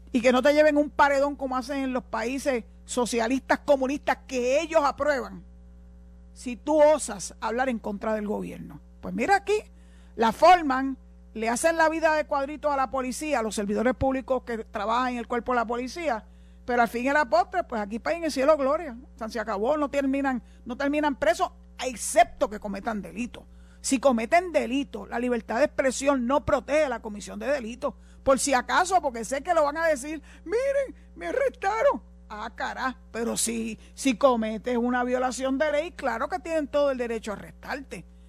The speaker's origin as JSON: {"language": "Spanish", "country": "Puerto Rico", "said": "los puertorriqueños"}